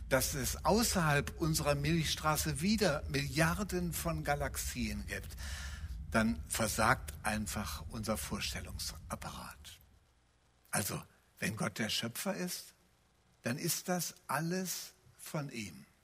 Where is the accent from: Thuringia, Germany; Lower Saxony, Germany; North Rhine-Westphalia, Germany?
North Rhine-Westphalia, Germany; sondern die Bibel gleicht eher meiner Heimat, dem Bergischen Land. Da gibt es Täler, manchmal weite Täler, da gibt es Berge, da gibt es Berggipfel.